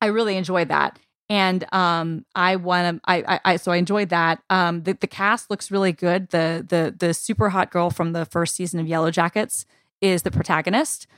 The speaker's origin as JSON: {"language": "English", "country": "United States", "said": "this is me as an American speaking"}